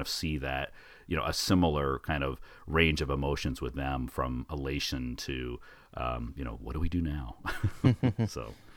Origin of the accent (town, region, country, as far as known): United States